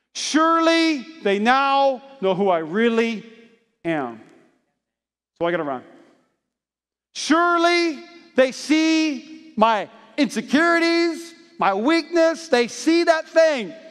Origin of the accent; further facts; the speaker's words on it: North Dakota, United States; I grew up in North Dakota